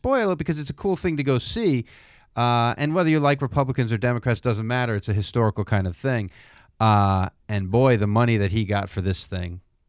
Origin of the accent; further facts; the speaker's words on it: near the Roosevelt Mansion, Upstate New York, United States; moved away; my hometown is very close to the Roosevelt Mansion